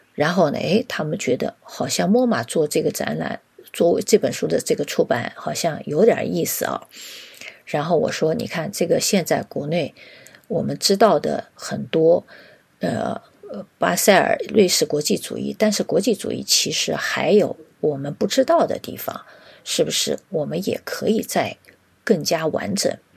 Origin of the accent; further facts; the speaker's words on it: China; 我们中国的设计师